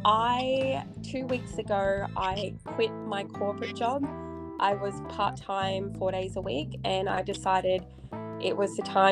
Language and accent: English; Perth, Western Australia, Australia; born there; also born or lived in Townsville / Newcastle / Brisbane / Sunshine Coast; I was born in Perth, I've lived in Townsville, I've lived in Newcastle, Brisbane, Sunshine Coast.